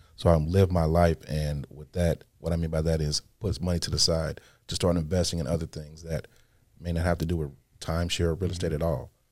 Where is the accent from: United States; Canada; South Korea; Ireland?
United States; Midwest; I'm from the Midwest